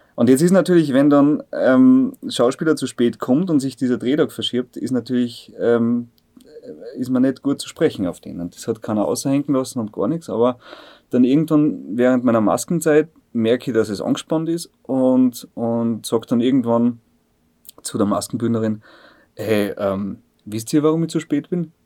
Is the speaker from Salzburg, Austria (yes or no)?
no; Bad Aussee, Styria, Austria; also born or lived in Bad Ischl; Ich bin aus See. Ich bin nur in Ischler geboren, weil es in Aussee keine, keine Geburtenstation gibt.